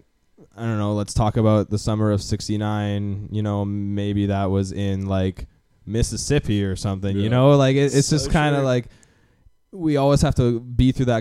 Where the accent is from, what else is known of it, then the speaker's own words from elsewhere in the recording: Canada; as a Canadian